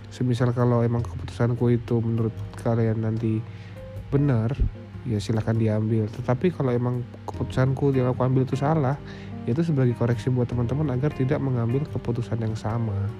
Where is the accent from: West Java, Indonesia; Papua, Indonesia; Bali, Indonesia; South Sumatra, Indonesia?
Papua, Indonesia; Jayapura; moved away as an adult; also born or lived in Yogyakarta; aku lahir dan tumbuh besar di Jayapura